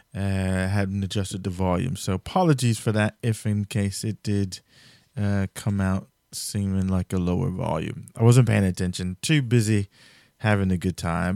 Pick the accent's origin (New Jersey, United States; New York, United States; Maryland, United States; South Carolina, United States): New Jersey, United States; I'm from New Jersey